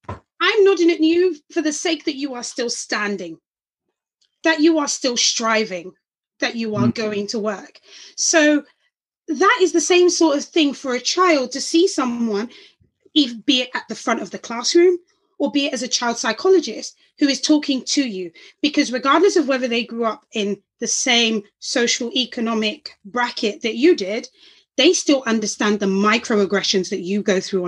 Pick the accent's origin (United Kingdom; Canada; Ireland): United Kingdom; London; I was born in Homerton Hospital in Hackney, East London.